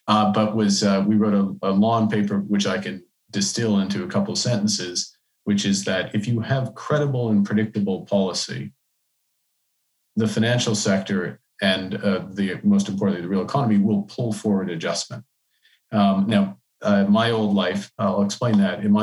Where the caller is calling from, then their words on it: Canada; I'm, I'm joining you from Canada.